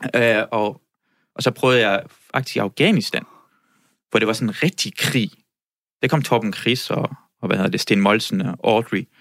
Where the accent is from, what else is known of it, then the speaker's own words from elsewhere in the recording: Iran; now in Denmark; jeg voksede op i Iran